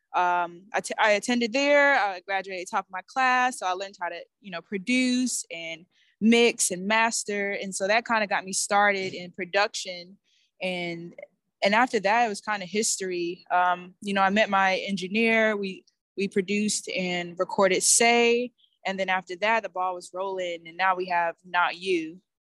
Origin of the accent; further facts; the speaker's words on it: Atlanta, Georgia, United States; I'm a musician from Atlanta, Georgia